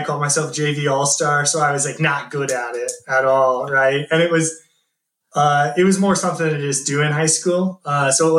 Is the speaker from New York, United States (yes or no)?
no; Columbus, Nebraska, United States; also born or lived in Lincoln, Nebraska; I'm actually from Lincoln, Nebraska, or Columbus, Nebraska, but went to school at University of Lincoln